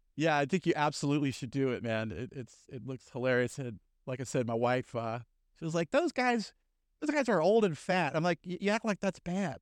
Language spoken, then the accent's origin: English; New Orleans, Louisiana, United States; also born or lived in West Germany; I'm from New Orleans, so we s, we still have carnival here